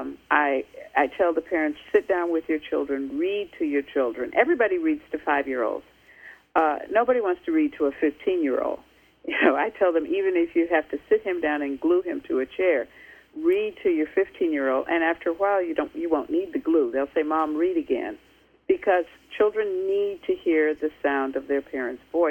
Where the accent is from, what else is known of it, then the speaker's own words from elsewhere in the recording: United States; as an American